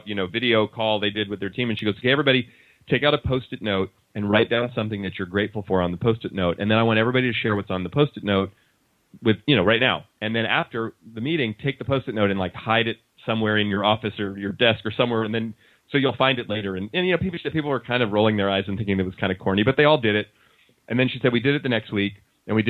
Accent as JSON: {"language": "English", "town": "Oakland", "region": "California", "country": "United States", "tie": "born or raised there", "said": "I grew up in Oakland and we didn't have a lot of money. Oakland, California, in the Bay Area"}